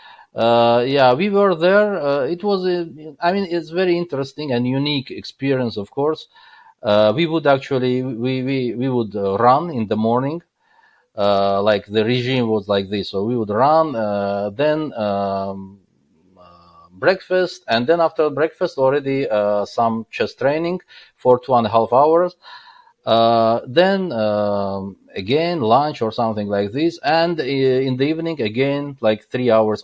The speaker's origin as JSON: {"language": "English", "town": "Baku", "country": "Azerbaijan", "also_born_or_lived": "Qatar", "second_language": "English", "moved": "yes", "said": "that time I was still living in Baku, because I'm hail from Baku"}